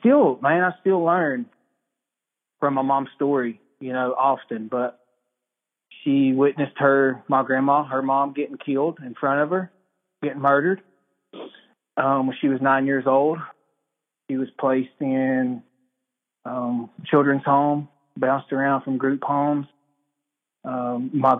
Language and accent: English; Cherokee, North Carolina, United States; I'm from Cherokee, North Carolina. I grew up here in the Birdtown community.